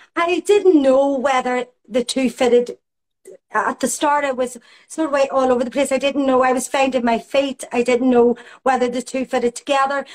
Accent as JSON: {"language": "English", "town": "Belfast", "region": "Northern Ireland", "country": "United Kingdom", "tie": "born or raised there", "said": "I grew up in Belfast in the time of the Troubles"}